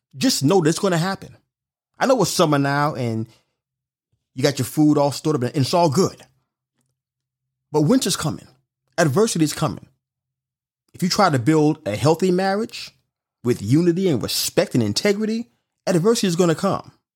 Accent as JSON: {"language": "English", "town": "New York City", "region": "New York", "country": "United States", "said": "I'm from Brooklyn, New York"}